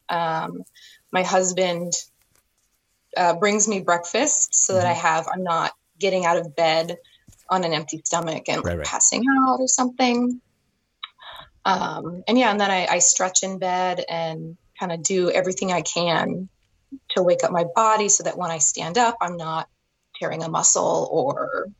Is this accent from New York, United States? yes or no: no; Billings, Montana, United States; moved away as an adult; now in Culver City, United States; No, I grew up in Montana, Billings, Montana.